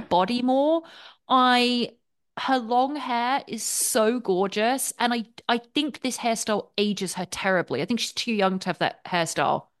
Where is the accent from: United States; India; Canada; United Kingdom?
United Kingdom; England; moved away; growing up in England